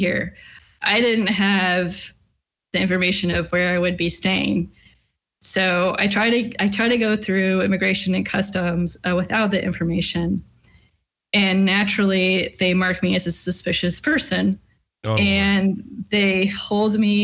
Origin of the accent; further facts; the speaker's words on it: Southern California, United States; moved away as an adult; also born or lived in Washington State / Lynchburg, Virginia; I was born in California, in Southern California. I went to school or college in Southern California.